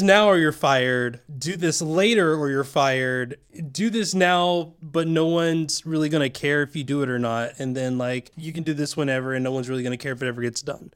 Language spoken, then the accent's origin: English; Tennessee, United States; moved away; also born or lived in Georgia; I'm from Tennessee, then Georgia.